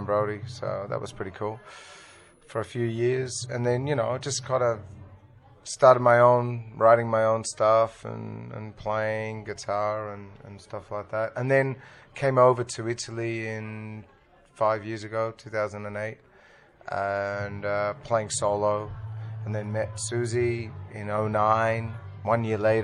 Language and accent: English; Sydney, New South Wales, Australia; moved away as an adult; also born or lived in Brisbane / Melbourne; I was born in Australia. I was born in Sydney.